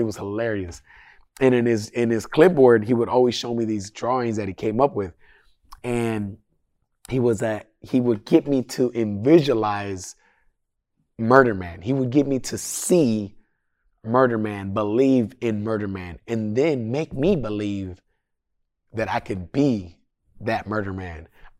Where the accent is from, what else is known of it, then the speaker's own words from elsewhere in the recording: Sacramento, California, United States; I'm still from Sac, brother. I just live over there.